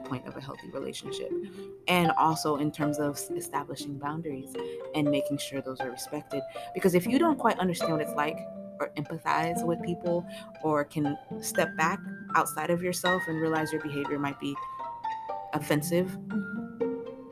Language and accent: English; Florida, United States; I am originally from Florida. I went to school in Florida.